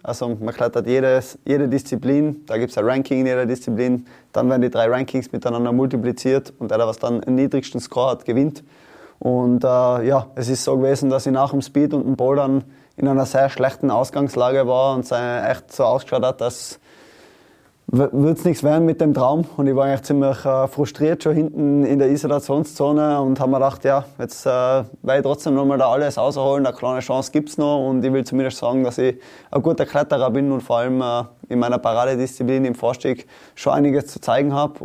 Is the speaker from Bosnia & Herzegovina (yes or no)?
no; Tyrol, Austria; in meinem Fall als Tiroler